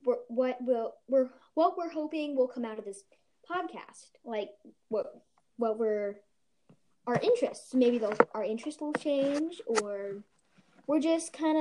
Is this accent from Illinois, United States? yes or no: no; Ohio, United States; I am from Ohio